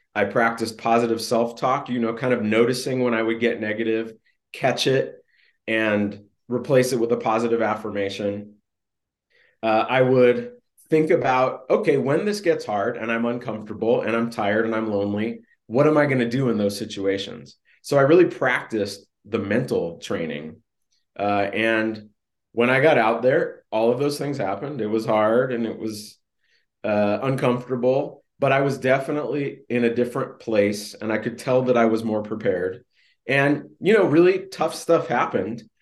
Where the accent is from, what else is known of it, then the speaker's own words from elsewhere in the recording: California, United States; I grew up in Southern California and then Northern California